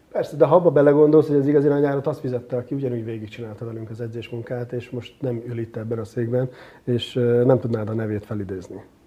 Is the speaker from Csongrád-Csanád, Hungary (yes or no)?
yes; Szeged, Csongrád-Csanád, Hungary; én is pont Szegeden voltam szülővárosomban